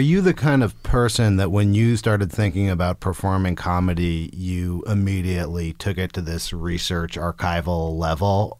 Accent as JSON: {"language": "English", "town": "Berkeley", "region": "California", "country": "United States", "said": "I'm from Berkeley, California"}